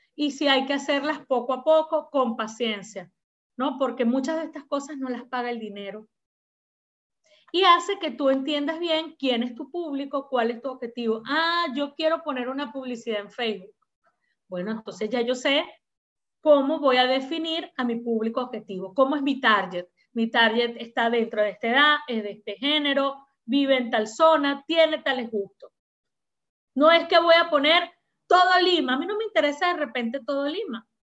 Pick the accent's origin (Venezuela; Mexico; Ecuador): Venezuela; also born or lived in Peru; now in Miraflores, Peru; Venezuela, aunque es mi país de origen